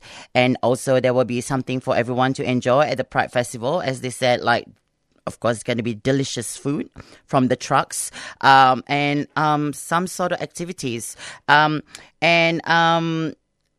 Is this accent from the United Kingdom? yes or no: no; Singapore; now in Australia; I'm from Singapore, so during Ramadan, we have like a big bazaar